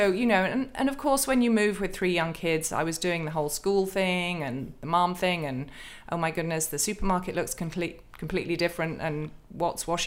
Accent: United Kingdom; I'm a Brit. I've got a stiff and perfectly waxed upper lip.

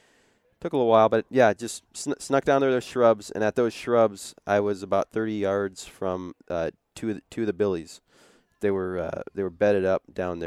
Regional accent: Idaho, United States; because I'm normally the type of guy growing up in the Northwest, and you've hunted where I grew up

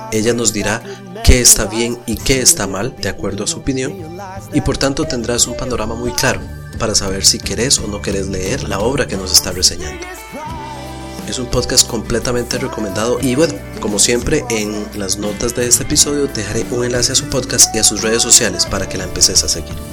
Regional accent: Costa Rica; para mí, que soy costarricense, es muy importante siempre recomendar literatura nacional.

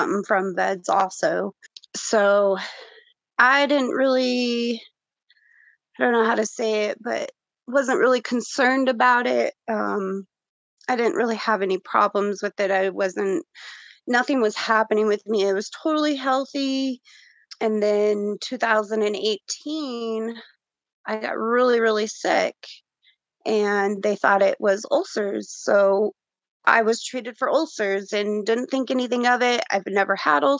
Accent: Denver, Colorado, United States; I'm from Denver, Colorado, 39 years old, mom of three

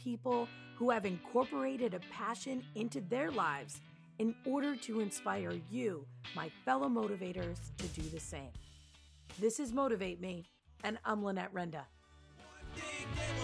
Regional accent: New Jersey, United States; I'm from New Jersey

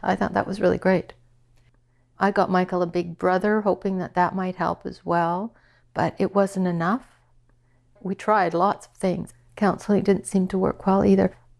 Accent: Saskatchewan, Canada; moved away as an adult; also born or lived in Regina / Toronto / Ottawa; I grew up in Saskatchewan, small town of a hundred people

